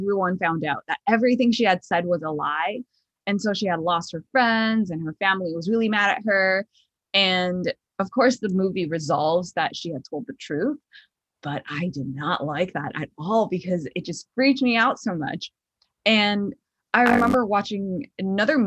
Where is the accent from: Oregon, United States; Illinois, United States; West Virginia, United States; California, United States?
Illinois, United States; Chicago; moved away; I'm from Chicago